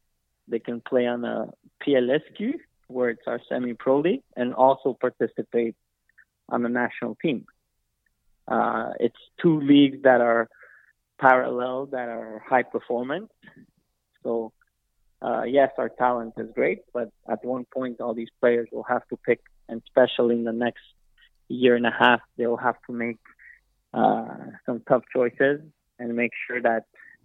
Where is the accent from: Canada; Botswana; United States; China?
Canada; We're Canadian born. We work hard. We like our sports.